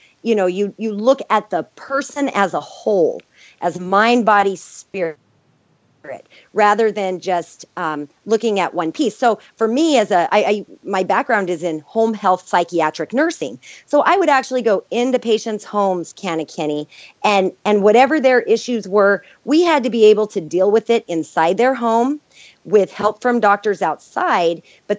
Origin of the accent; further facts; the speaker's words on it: New Mexico, United States; You know, I was from New Mexico, where I would go to some of these homes where they didn't even have running water.